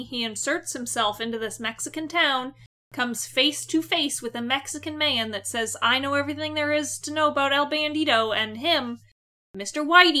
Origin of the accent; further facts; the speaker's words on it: Canada; We're Canadian.